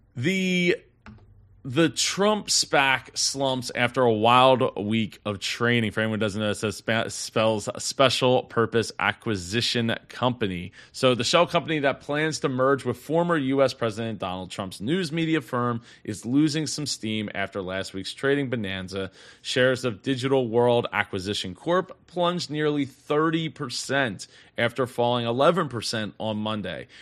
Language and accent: English; Philadelphia, Pennsylvania, United States; I'm from the Philly area